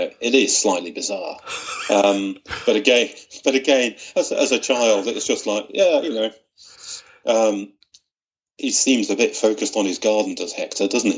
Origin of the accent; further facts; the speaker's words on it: Widnes, North West England, United Kingdom; I grew up in Widnes, which, for people who don't know where that is, it's sort of on the banks of the Mersey, just outside of Liverpool.